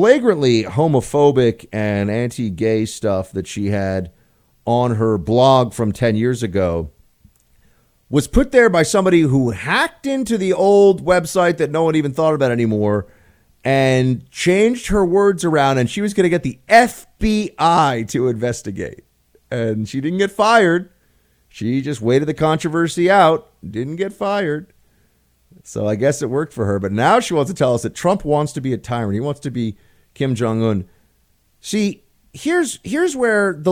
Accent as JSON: {"language": "English", "town": "New York City", "region": "New York", "country": "United States", "tie": "born or raised there", "moved": "as an adult", "lives_now": "Washington, D.C., United States", "said": "I grew up in Manhattan."}